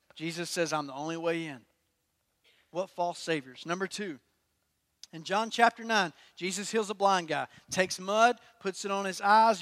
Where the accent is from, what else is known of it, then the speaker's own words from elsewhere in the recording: Durham, North Carolina, United States; I'm from Durham